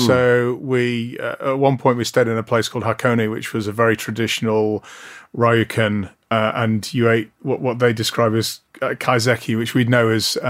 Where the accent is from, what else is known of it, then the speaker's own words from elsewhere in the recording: Blackpool, North West England, United Kingdom; moved away; Well, it was, I grew up in Blackpool.